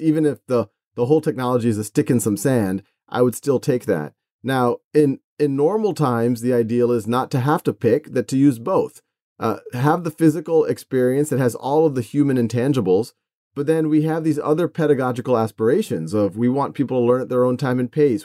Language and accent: English; Metairie, Louisiana, United States; I was born and raised in Metairie, Louisiana, which is, uh, right outside of New Orleans